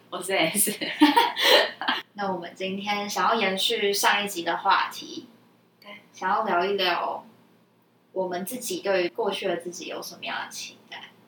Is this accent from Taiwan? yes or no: yes; Taipei, Taiwan; 台北就大众交通工具算方便啦